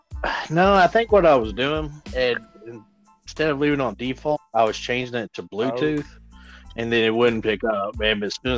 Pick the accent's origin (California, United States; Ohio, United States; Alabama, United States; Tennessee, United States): Tennessee, United States; Bartlett; also born or lived in Germantown, Tennessee; I grew up in Bartlett and had friends my whole entire life.